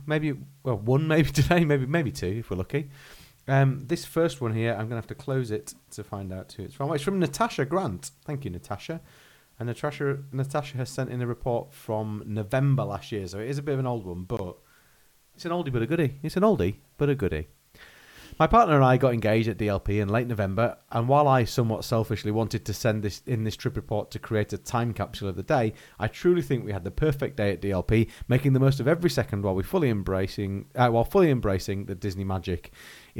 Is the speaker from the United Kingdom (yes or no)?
yes; Yorkshire and the Humber, United Kingdom; accent: Yorkshire; Do you like my French Yorkshire accent?